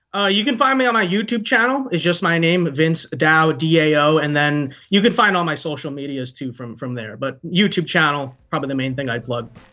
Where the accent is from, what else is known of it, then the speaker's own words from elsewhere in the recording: United States; I'm very selfless for my own country because I was born here